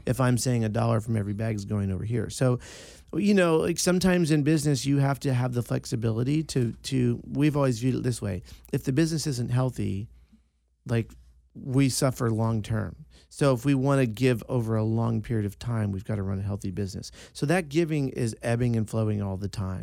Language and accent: English; East Coast, United States; moved away; I'm from the East Coast. It's a small Sicilian family.